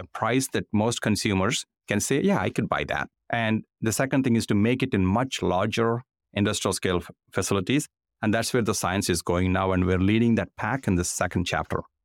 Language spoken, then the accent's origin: English; India; moved away as an adult; now in United States; I grew up in India